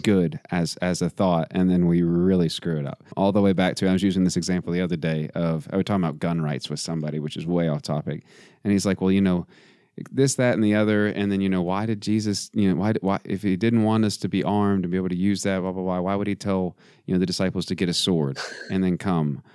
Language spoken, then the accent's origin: English; West Texas, United States; I am from West Texas, hmm. not far not far, uh, a couple hours from the border